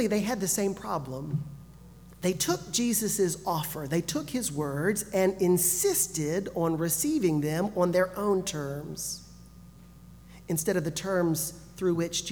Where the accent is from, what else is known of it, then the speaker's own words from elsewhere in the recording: Gulf Coast, United States; moved away; also born or lived in northern Alabama; I grew up on the Gulf Coast